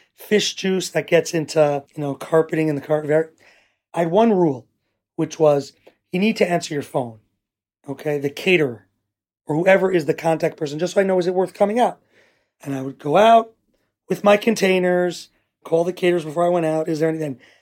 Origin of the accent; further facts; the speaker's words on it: New York City, New York, United States; moved away as an adult; also born or lived in Teaneck, New Jersey / Riverdale, New York; now in Ra'anana, Israel; I grew up in Washington Heights, New York, till the age of fifteen